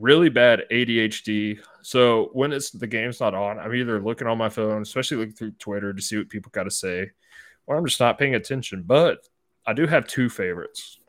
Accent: North Georgia, United States; I grew up in North Georgia my whole life

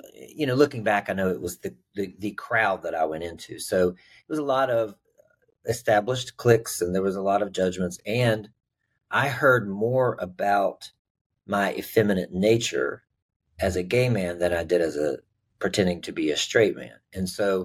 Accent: West Virginia, United States; I grew up in West Virginia

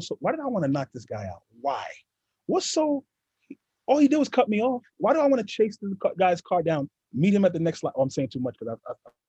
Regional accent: New York City, New York, United States; growing up in East New York, Brooklyn

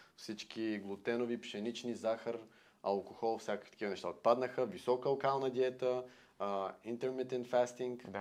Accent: Bulgaria

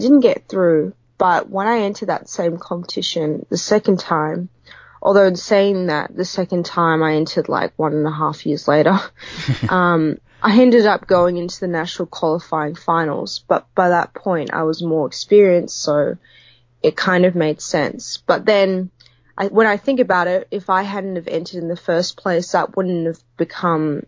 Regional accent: Sydney, New South Wales, Australia; I'm originally from Sydney

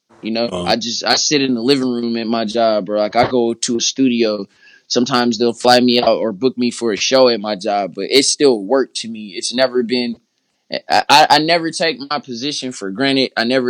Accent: Oakland, California, United States; I'm from Oakland, whoop-de-wop.

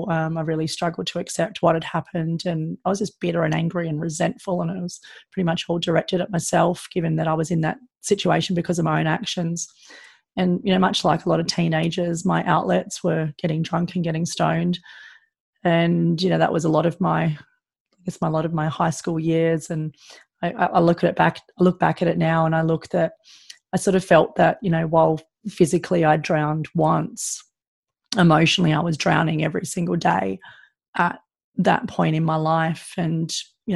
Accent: Sydney, New South Wales, Australia; growing up in Sydney, it's a pretty good lifestyle

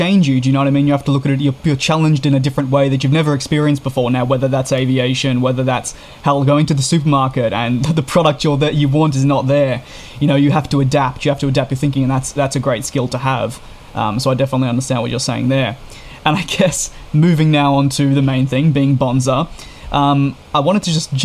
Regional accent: Melbourne, Victoria, Australia; moved away as an adult; now in Canada; I'm Australian myself. Grew up in Melbourne for 18 years. I'm now in Canada for a couple of months

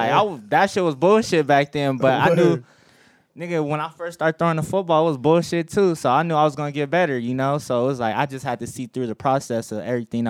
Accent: Buena Park, California, United States; I grew up on Dell and Whitaker. Like Whitaker Street, to be exact. So I went to Whitaker Elementary for 5th and 6th grade. So 8322 Whitaker Street is actually my real address that I used to live at.

